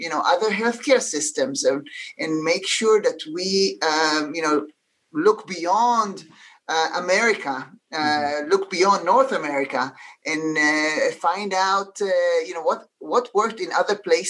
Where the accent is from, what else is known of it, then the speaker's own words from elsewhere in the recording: Israel; now in United States; I know no one noticed my accent, but I'm originally from Israel